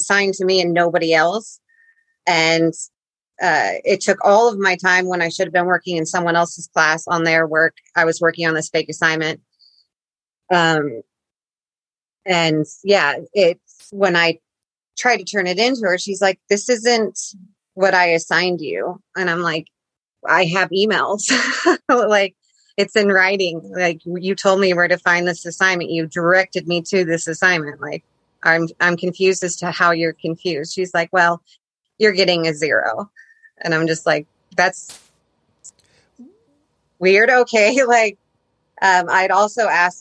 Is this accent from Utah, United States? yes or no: yes; Utah, United States; moved away as an adult; also born or lived in Coos Bay, Oregon; I'm from Utah